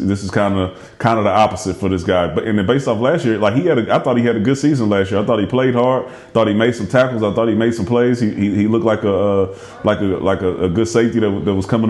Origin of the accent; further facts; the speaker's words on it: Houston, Texas, United States; I'm from Houston